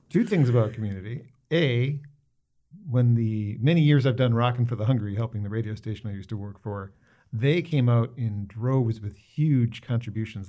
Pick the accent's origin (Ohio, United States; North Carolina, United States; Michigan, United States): Michigan, United States; Warren; also born or lived in Detroit; I was born in Detroit, grew up in Warren